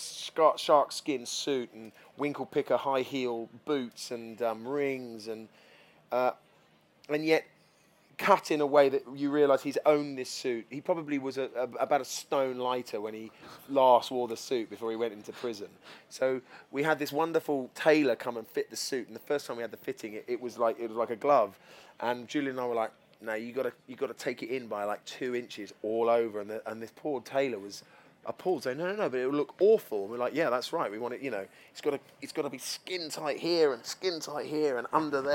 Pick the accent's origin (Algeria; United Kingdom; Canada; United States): United Kingdom; London; as a Londoner